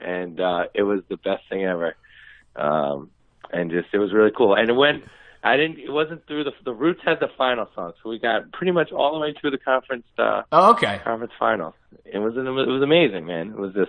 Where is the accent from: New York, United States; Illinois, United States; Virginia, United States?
New York, United States; moved away; also born or lived in Los Angeles; my nickname there was Brooklyn because they knew I was from New York.